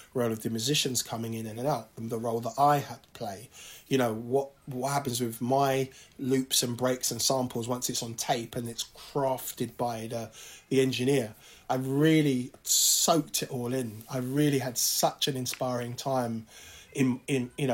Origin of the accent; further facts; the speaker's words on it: London, United Kingdom; African kids growing up in London